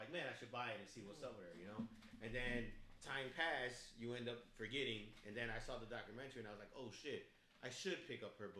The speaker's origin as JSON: {"language": "English", "town": "Chicago", "region": "Illinois", "country": "United States", "said": "I don't need to, but I'm from Chicago. I'm from the west side of Chicago."}